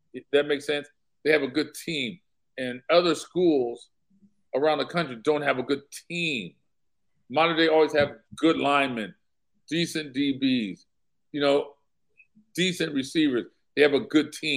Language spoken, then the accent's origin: English; Compton, California, United States; moved away as an adult; also born or lived in Germany / Europe; I'm from Compton.